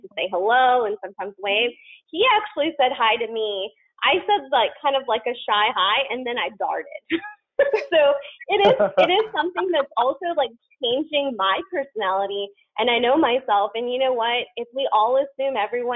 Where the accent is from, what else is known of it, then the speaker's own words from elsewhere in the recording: the South, United States; I'm from the South